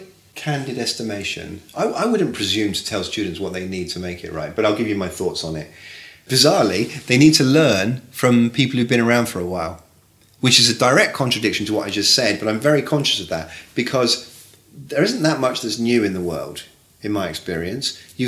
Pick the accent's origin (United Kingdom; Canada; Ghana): United Kingdom; England; And I come from England, right? You know this.